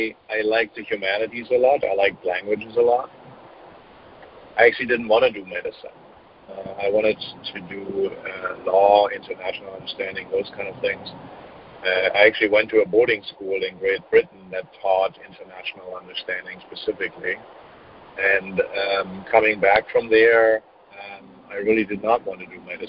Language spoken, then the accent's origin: English; Germany; moved away; I'm German, so I grew up in Germany